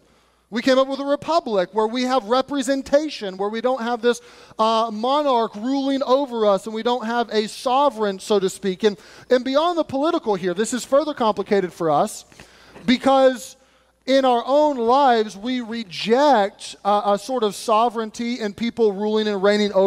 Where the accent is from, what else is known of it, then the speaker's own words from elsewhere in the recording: United States; We're Americans